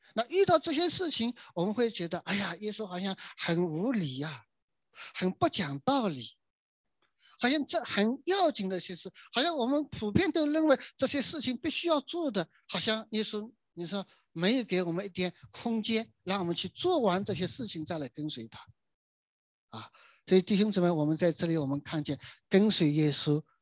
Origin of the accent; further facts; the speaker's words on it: China; 我们中国人春节过年呢